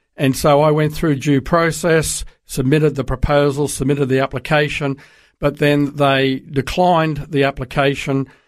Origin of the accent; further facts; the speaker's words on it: Sydney, New South Wales, Australia; moved away as an adult; also born or lived in Darwin / Brisbane; now in United States; I grew up in Sydney